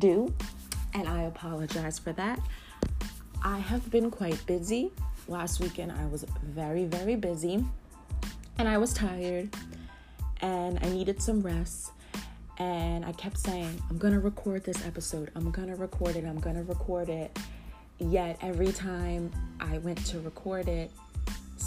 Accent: New Jersey, United States; I am from New Jersey, and I live in New Jersey

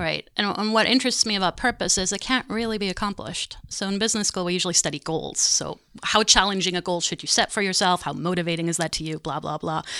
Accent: Germany; moved away; also born or lived in Montreal, Canada; So I'm German. I grew up in Germany.

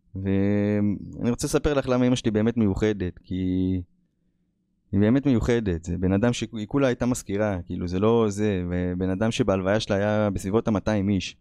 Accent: Israel; moved away as an adult; also born or lived in United States; אני ברחתי מהארץ בגיל עשרים ושתיים

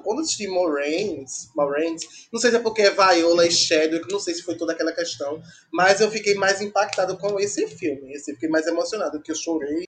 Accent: Brazil; a gente é brasileiro

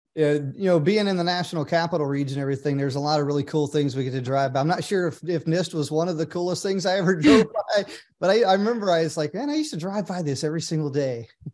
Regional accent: Oklahoma, United States; moved away; I grew up in a small town in Oklahoma

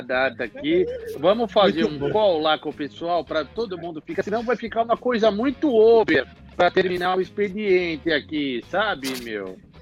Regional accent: São Paulo, Brazil; Todos, todos aqui somos de São Paulo

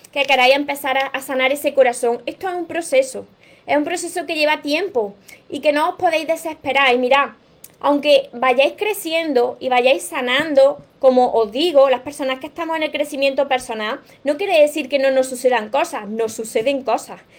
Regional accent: Mexico; Soy de México, los pueden mandar a otros países, sí.

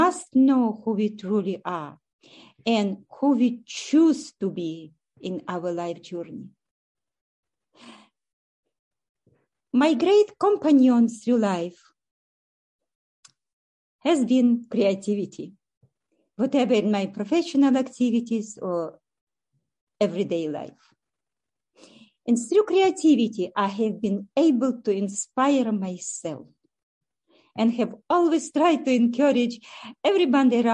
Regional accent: Ukraine; moved away as an adult; also born or lived in Russia / Kyiv, Ukraine; now in Canada; I was born in Russia, grew up in Ukraine, and for the last 29 years, I have lived in Canada.

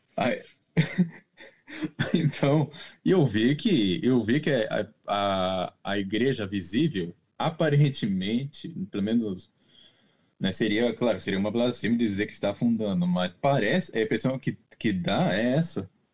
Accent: Brazil; now in Japan; eu sou brasileiro, apesar de morar no Japão

